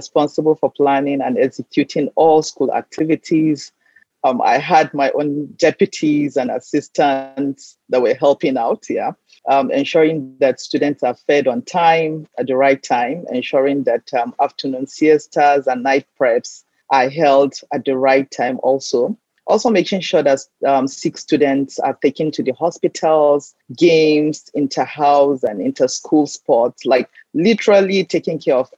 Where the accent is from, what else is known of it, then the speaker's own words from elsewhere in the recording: Kaduna State, Nigeria; also born or lived in Abuja, Nigeria; I was born in Kaduna State, Northwest Nigeria. I went to a boarding high school in Federal Capital, Abuja, because I left home really early for high school